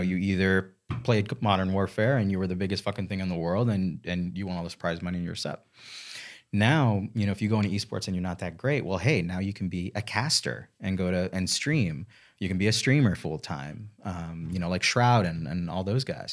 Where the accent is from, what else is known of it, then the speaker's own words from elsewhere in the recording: Miami Beach, Florida, United States; moved away as an adult; also born or lived in New York City; now in Charlotte, United States; I'm originally from Miami Beach. I moved to Charlotte two years, three years ago now.